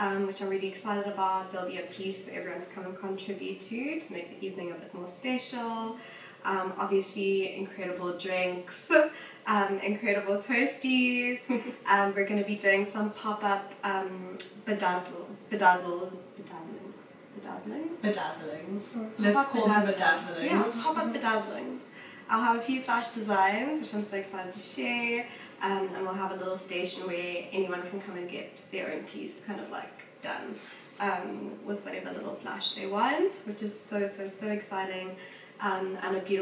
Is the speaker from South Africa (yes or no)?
yes; Johannesburg, Gauteng, South Africa; I grew up in Joburg, and that was around my maternal family, and they're all Indian